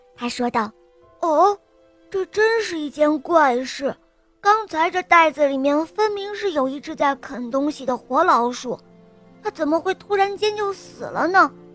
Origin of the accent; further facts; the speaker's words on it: Hebei, China; 我今年五岁了，我来自河北